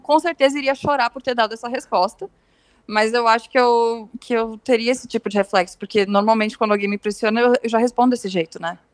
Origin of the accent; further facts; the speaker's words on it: Rio Grande do Sul, Brazil; eu sou do Rio Grande do Sul